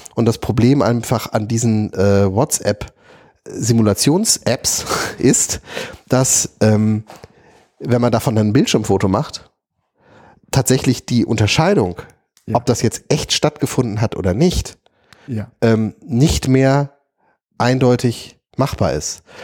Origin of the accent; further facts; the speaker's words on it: Wuppertal, North Rhine-Westphalia, Germany; bei uns in Wuppertal